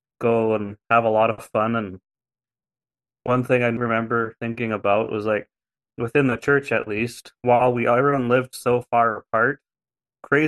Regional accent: Fairview, Alberta, Canada; moved away as an adult; now in Cardston, Canada; I grew up in Fairview for most of my early, until I was about 23

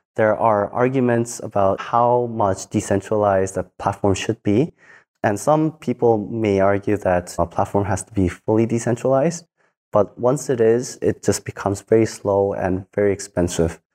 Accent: South Korea; I grew up in Korea as just a normal kid.

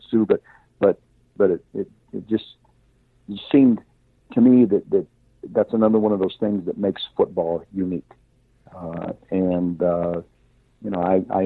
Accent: Orrville, Ohio, United States; I grew up in Orville, Ohio

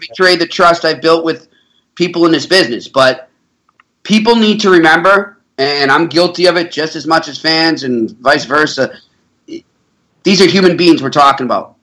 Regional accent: Boston, Massachusetts, United States; I grew up my myself in Boston

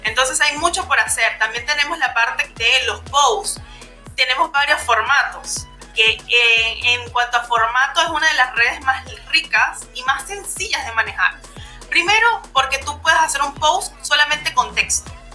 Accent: Venezuela; moved away as an adult; now in Peru; Yo soy venezolana, pero vivo en Perú desde hace ya cinco años viviendo aquí

